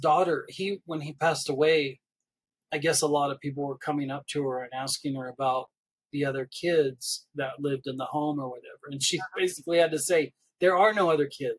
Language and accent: English; Hemet, California, United States; moved away as an adult; now in Oklahoma, United States; I was born in Hemet. I lived in California all my life, 42 years